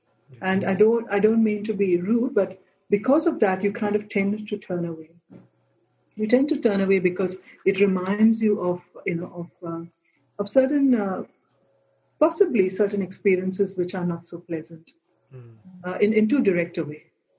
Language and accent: English; Goa, India; I come from Goa and, our monkeys always raided my mango trees